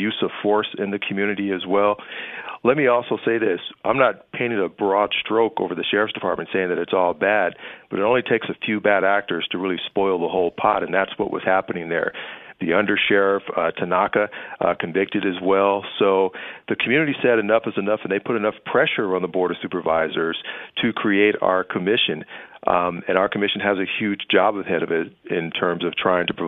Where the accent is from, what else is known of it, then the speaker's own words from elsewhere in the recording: Los Angeles, California, United States; I grew up in Los Angeles